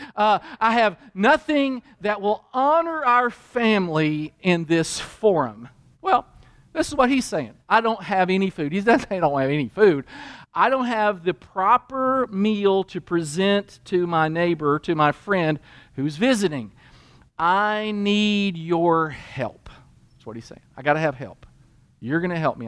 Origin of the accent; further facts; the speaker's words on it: Kentucky, United States; I grew up in Kentucky in a Christian home